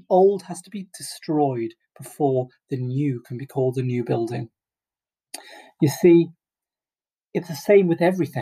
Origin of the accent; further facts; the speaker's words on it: England, United Kingdom; as an Englishman